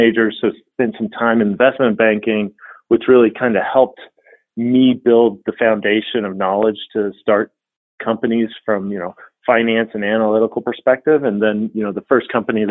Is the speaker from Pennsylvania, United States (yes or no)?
no; Fort Worth, Texas, United States; also born or lived in London / San Francisco / Dallas, Texas / Austin, Texas; I grew up in Fort Worth, Texas. Grew up in Texas most of my life.